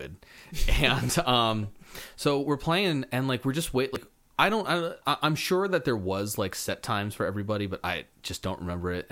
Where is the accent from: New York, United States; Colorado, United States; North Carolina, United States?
North Carolina, United States; Raleigh; growing up in the Raleigh, North Carolina music scene